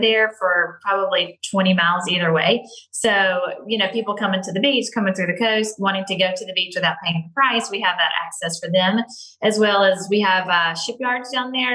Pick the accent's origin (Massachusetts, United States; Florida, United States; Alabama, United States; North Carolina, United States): Alabama, United States; Grand Bay; now in Las Vegas, United States; my family has rental properties. Has always had rental properties in my hometown